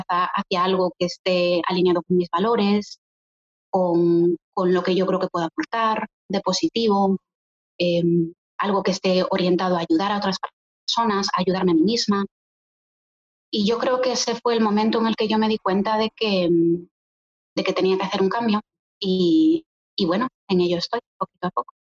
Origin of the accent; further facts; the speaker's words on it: Galicia, Spain; moved away as an adult; now in Poland; Yo soy gallega, tengo 30 años, llevo 10 viviendo en Polonia